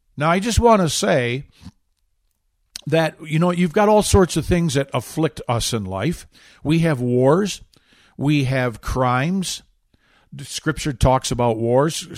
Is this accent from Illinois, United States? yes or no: no; Michigan, United States; moved away; I grew up in Michigan